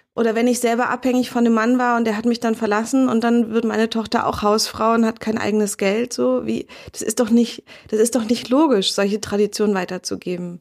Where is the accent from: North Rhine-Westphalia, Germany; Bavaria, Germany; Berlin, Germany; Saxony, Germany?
Berlin, Germany; Für mich als Berlinerin